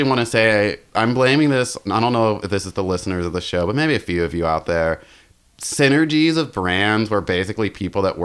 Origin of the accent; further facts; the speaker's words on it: North Carolina, United States; I'm from North Carolina